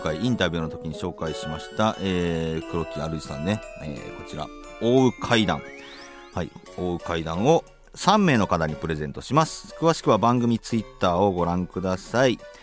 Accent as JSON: {"language": "Japanese", "region": "Kansai", "country": "Japan", "tie": "born or raised there", "said": "僕は関西出身ですけど、はい、関西出身"}